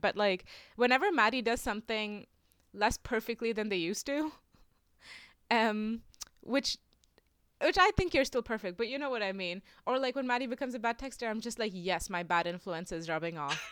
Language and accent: English; India; moved away as an adult; I'm international. I'm from India. I've lived here for the last five years.